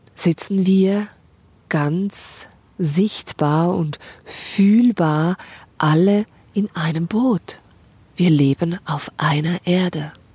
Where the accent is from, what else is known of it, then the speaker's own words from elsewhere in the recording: Switzerland; bei uns in der Schweiz Gelder gesprochen für die Selbstständigen